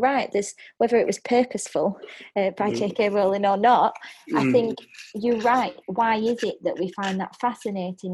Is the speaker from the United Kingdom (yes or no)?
yes; United Kingdom; we're typically British